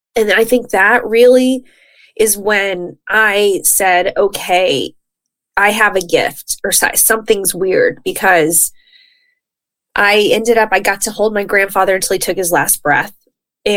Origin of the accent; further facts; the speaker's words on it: Texas, United States; now in California, United States; I'm from Texas.